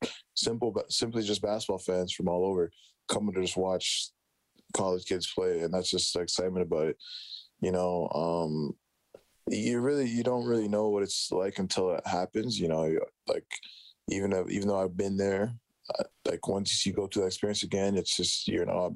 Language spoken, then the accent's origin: English; Edmonton, Alberta, Canada; also born or lived in Alexandria, Egypt; I was basically raised in Edmonton my whole life